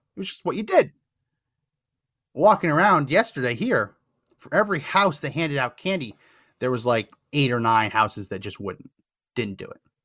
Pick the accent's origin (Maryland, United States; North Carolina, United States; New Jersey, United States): New Jersey, United States; central; now in Texas, United States; I grew up in New Jersey.